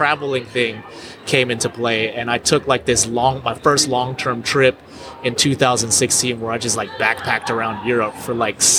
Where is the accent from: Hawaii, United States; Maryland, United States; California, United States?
California, United States; moved away as an adult; also born or lived in Colombia / Indonesia; now in Tulsa, United States; I was in California where I'm originally from